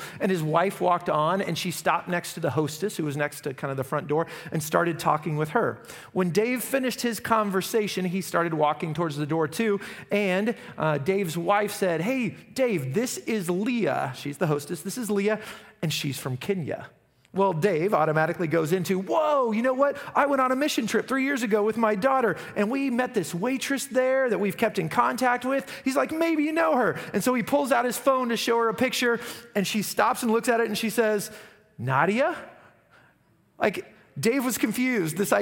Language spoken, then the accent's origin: English; Derby, Kansas, United States; I'm from Derby